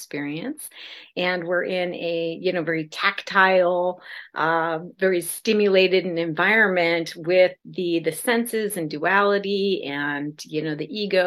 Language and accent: English; South Dakota, United States; now in California, United States; I was raised in South Dakota in the middle of nowhere, pre-internet.